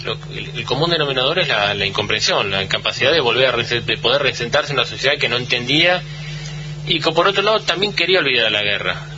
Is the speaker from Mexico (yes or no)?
no; Bahía Blanca, Buenos Aires Province, Argentina; todo lo que somos de Bahía